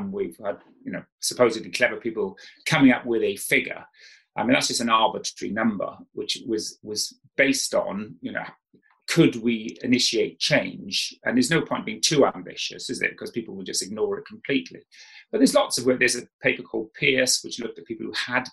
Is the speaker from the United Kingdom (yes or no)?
yes; South Wales, United Kingdom; I grew up in South Wales